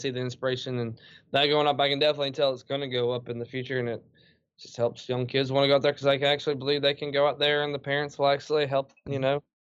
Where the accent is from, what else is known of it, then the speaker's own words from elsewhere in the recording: Mobile, Alabama, United States; I'm like kind of a city folk. Even though I'm from Alabama, I'm from Mobile, and I grew up in the middle of the city. And I like urban life.